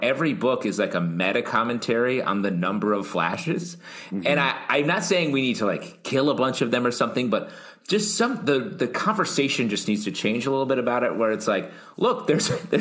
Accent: New York City, New York, United States; As a New Yorker

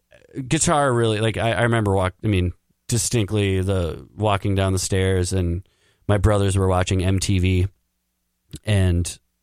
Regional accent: Duluth, Minnesota, United States; also born or lived in Alamogordo, New Mexico; I was born there, and then I grew up in Duluth, Minnesota.

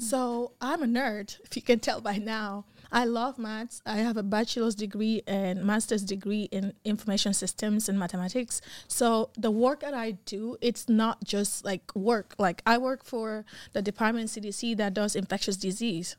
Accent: Gambia; accent: African; now in United States; I'm from Gambia

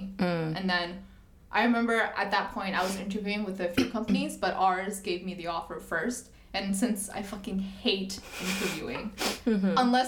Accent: Toronto, Ontario, Canada; moved away as an adult; also born or lived in Shenzhen, China / Beijing, China / Chengdu, China; now in Hong Kong; I grew up in Toronto, and then I went to university there as well

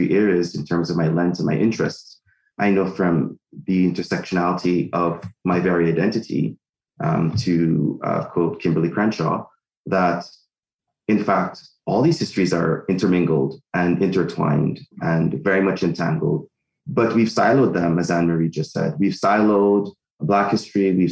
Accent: Guyana; now in Canada; I'm from Guyana in South America. I've lived in Canada for half of my life.

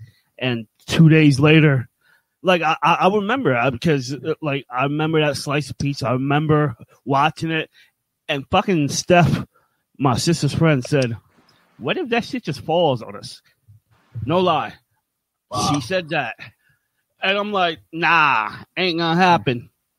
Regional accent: New York City, New York, United States; the towers fell, and that's my hometown

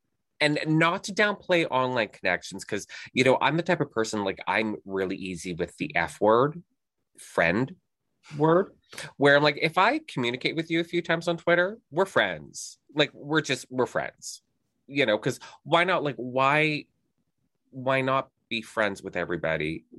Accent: Canada; also born or lived in Houston, Texas; everyone knows I'm Canadian. I'm here in Canada

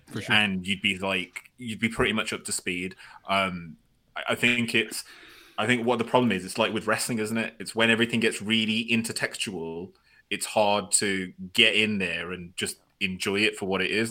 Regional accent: United Kingdom; I'm British

